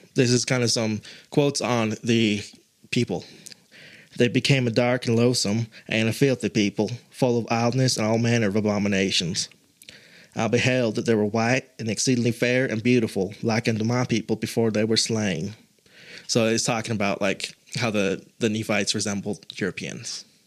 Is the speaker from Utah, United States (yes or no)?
yes; Utah, United States; I was born and raised in Utah